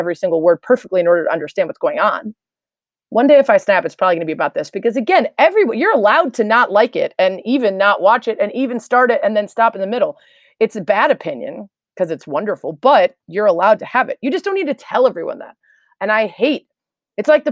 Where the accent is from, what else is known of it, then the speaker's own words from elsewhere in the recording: Chicago, Illinois, United States; I'm from Chicago